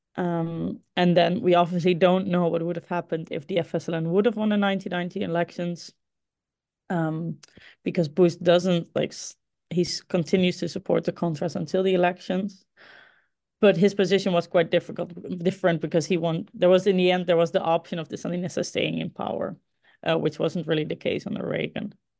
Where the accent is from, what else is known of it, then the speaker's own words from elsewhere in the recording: Groningen, Netherlands; Groningen. Uh, this is the ci, my hometown, the city, a city in the Netherlands where I grew up